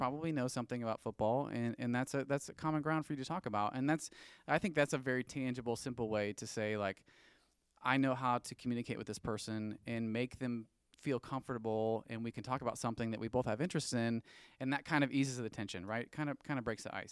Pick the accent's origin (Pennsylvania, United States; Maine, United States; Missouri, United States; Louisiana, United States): Missouri, United States; St. Louis; moved away as an adult; also born or lived in Joplin, Missouri; now in Kansas City, United States; I grew up in Saint Louis, um, born and raised, all my family's still there.